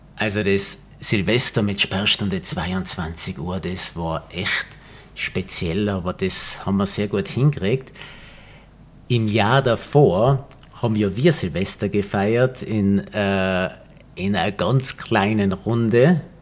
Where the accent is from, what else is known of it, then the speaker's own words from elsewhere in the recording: Tyrol, Austria; wir sind ja beide Tiroler, die in der Natur leben